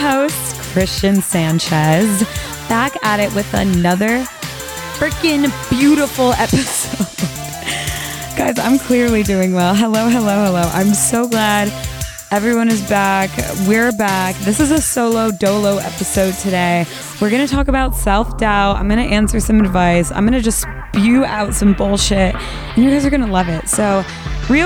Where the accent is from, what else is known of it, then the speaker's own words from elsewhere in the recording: Midwest, United States; I'm from the Midwest